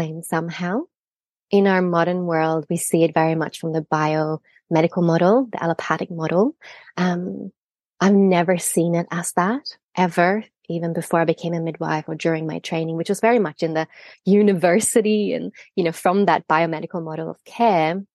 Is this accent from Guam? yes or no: no; Sweden; moved away as an adult; also born or lived in Australia; I'm Swedish, but I trained and lived in Australia for many years